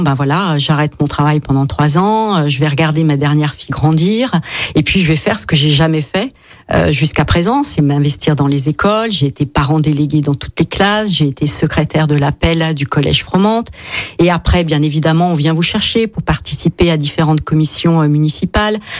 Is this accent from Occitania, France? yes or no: no; Eastern France, Grand Est, France; also born or lived in Paris; now in Saint-Didier-au-Mont-d'Or, France; Moi, je suis originaire de l'Est de la France. Toute ma famille est lorraine. Euh, ou des Vosges ou de la Meurthe-et-Moselle